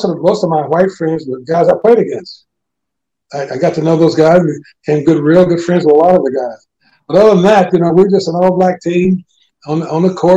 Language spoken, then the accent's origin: English; Indianapolis, Indiana, United States; I grew up in Indianapolis, on the west side of town, in the ghetto.